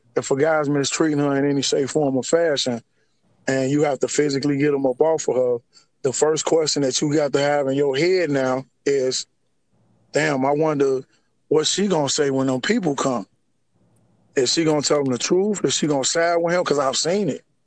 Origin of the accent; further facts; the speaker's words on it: Harvey, Illinois, United States; I was born and raised in, in uh, Harvey, Illinois. It's a it's, it's a south suburb uh, of of uh, Chicago.